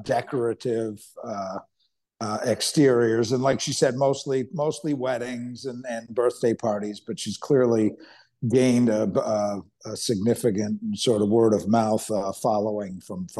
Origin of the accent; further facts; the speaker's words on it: New York, United States; from New York